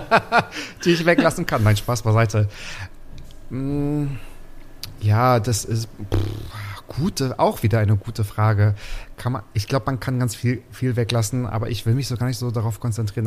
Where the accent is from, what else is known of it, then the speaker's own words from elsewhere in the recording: Waren, Mecklenburg-Vorpommern, Germany; moved away as an adult; now in Berlin, Germany; Ich komme aus dem Müritz Nationalpark. Dort bin ich geboren, dort bin ich aufgewachsen in Waren an der Müritz, also ein Mecklenburger